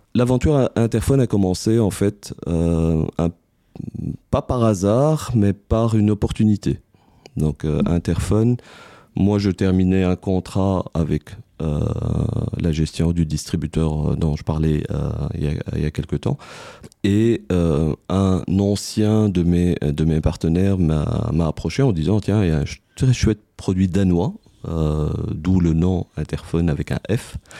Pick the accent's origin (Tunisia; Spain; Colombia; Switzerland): Tunisia; moved away as an adult; now in Belgium; je suis tunisien d'origine, arrivé en Belgique en 2002.